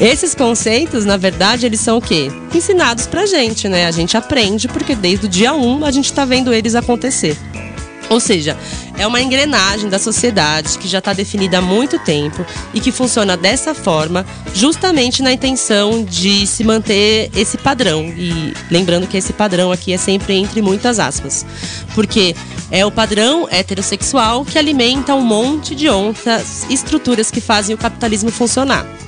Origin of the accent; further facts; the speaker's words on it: São Paulo, Brazil; a gente é aqui de São Paulo